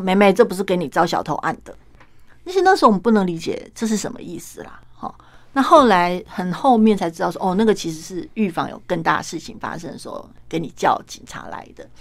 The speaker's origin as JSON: {"language": "Chinese", "region": "Kaohsiung", "country": "Taiwan", "said": "我们高雄人啊"}